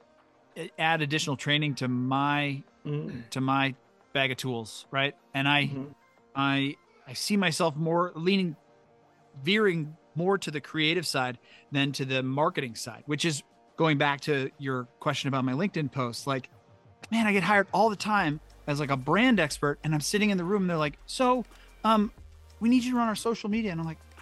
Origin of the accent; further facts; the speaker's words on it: St. Louis, Missouri, United States; moved away as an adult; also born or lived in Los Angeles; I was living in St. Louis, my hometown, where I hadn't lived until 2018